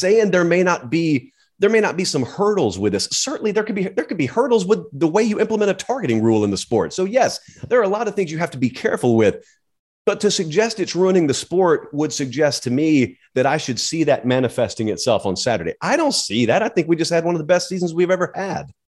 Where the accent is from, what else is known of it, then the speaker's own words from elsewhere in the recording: the South, United States; I grew up in the South. I have grown up around the Iron Bowl, Georgia